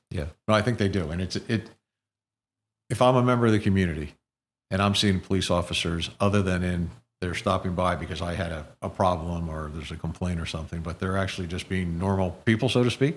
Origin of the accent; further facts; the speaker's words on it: Princeton, New Jersey, United States; growing up in the community, when I was much younger